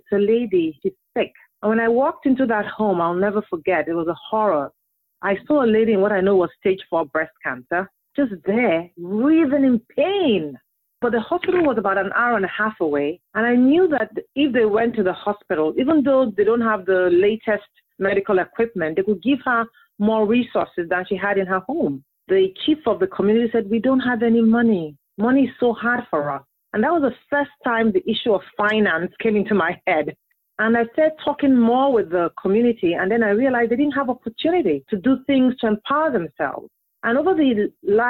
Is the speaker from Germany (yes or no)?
no; Nigeria; also born or lived in England; now in United States; I was born in Nigeria